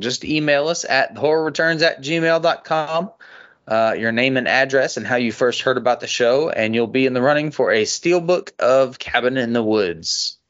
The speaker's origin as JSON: {"language": "English", "country": "Australia", "said": "I'm from Australia, and I love you guys."}